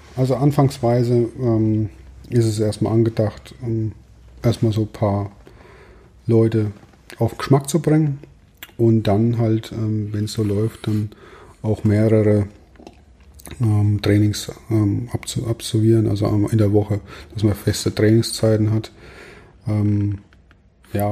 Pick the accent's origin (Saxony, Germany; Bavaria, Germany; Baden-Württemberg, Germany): Bavaria, Germany; Ottmannshausen; also auch ziemlich ländlich geprägt bei mir, wo ich herkomme. Ich komme aus Ottmannshausen